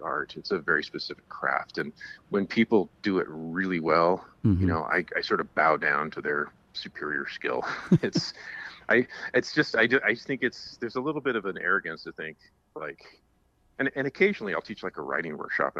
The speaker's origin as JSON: {"language": "English", "town": "Ashland", "region": "Oregon", "country": "United States", "tie": "born or raised there", "said": "I grew up in Ashland, Oregon, which is a theater town."}